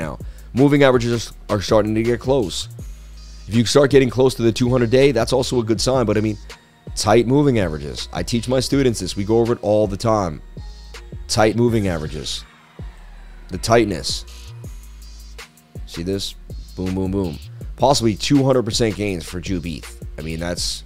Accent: Boston, Massachusetts, United States; I grew up in Boston

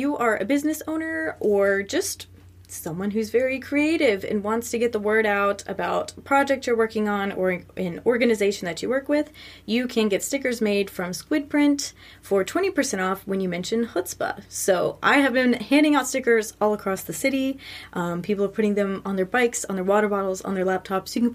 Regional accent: Greenwood, Indiana, United States; moved away; back near my hometown, Greenwood, Indiana

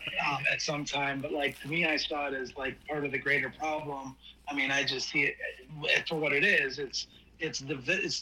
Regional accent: Cleveland, Ohio, United States; I grew up in Ohio. That's where I'm from. I'm from Cleveland

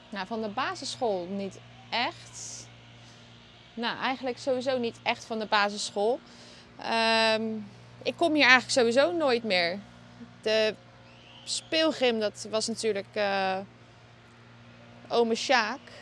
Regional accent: Maassluis, South Holland, Netherlands; also born or lived in Vlaardingen; daar is de trasmolen, daar ben ik ook opgegroeid

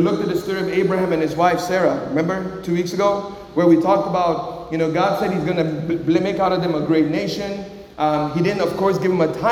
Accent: Nigeria; moved away; also born or lived in Miami, Florida; when I was growing up in Nigeria

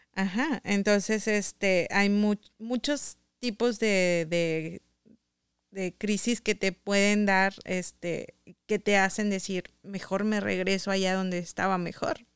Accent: Saltillo, Coahuila, Mexico; moved away as an adult; now in Michigan, United States; yo sí soy nativa de Saltillo

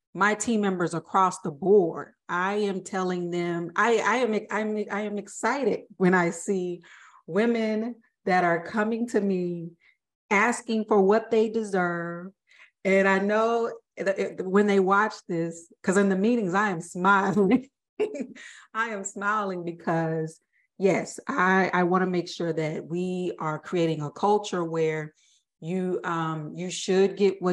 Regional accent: the South, United States; I'm from the South

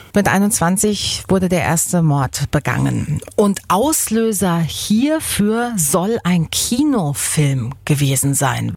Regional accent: Baden-Württemberg, Germany; hier bei uns in Baden

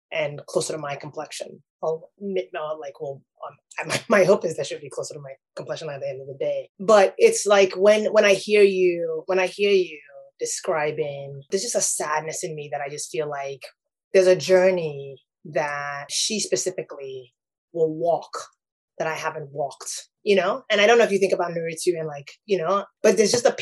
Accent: Nigeria; now in United States; I grew up in Nigeria.

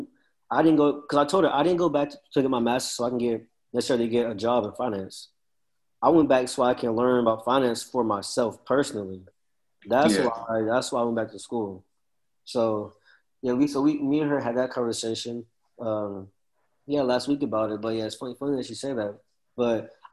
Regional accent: College Station, Texas, United States; also born or lived in Dallas; I'm from College Station

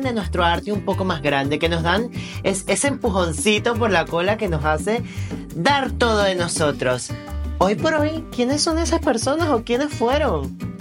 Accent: Venezuela; somos los venezolanos

